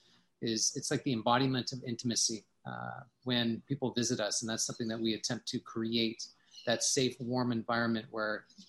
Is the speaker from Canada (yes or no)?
yes; Canada; moved away as an adult; now in Costa Rica; I'm Canadian, and I've been in Costa Rica for the last 12 years